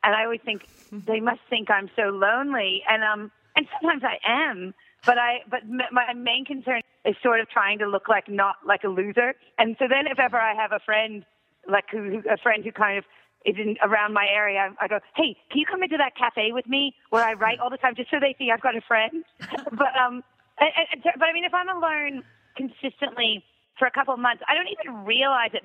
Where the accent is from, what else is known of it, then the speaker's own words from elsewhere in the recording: Miami, Florida, United States; now in Australia; I grew up in Miami